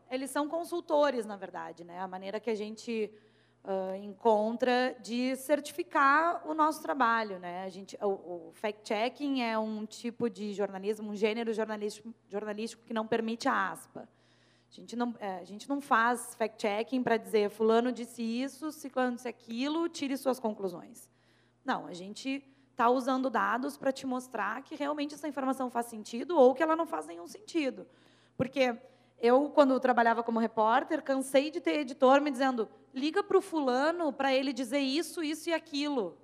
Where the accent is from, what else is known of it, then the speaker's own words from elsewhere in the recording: Rio Grande do Sul, Brazil; eu sou gaúcha